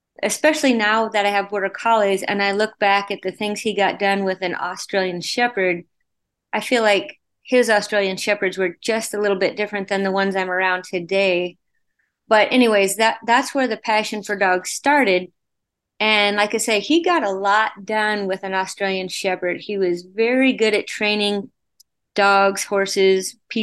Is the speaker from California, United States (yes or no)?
no; Wyoming, United States; born and raised in Wyoming on a ranch